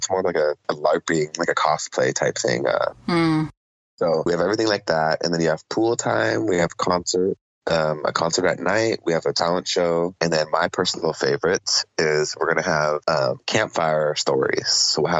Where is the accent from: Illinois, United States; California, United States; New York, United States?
California, United States; Oceanside; also born or lived in Chula Vista, San Diego / Panama; now in San Diego, United States; a young lady that I grew up with in Oceanside and went to preschool together all the way through high school and community college